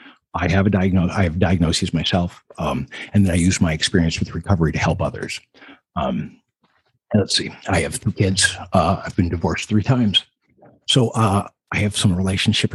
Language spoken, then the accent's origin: English; Minnesota, United States; I grew up in Minnesota, all over the state. We moved about every 4 years growing up